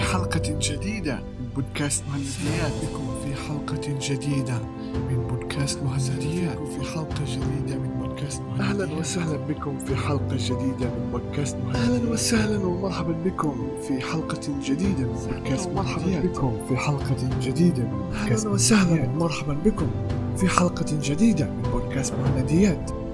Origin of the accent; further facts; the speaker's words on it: Palestine; accent: Palestinian; بلهجتي الفلسطينية